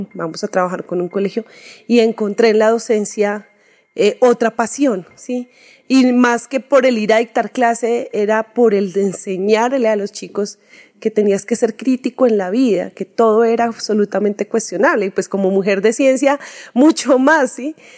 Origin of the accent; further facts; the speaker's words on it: Soacha, Cundinamarca, Colombia; soy así de Suachuna